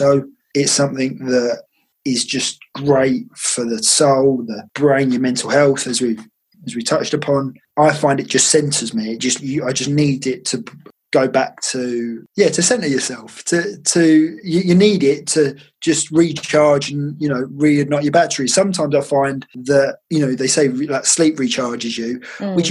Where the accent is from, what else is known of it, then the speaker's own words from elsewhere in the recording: Essex, East of England, United Kingdom; I'm from Essex, so that's all we do.